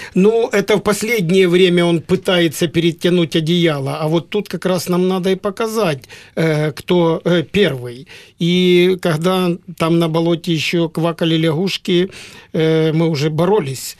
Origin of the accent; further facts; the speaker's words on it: Donetsk Oblast, Ukraine; мы из Донецкой области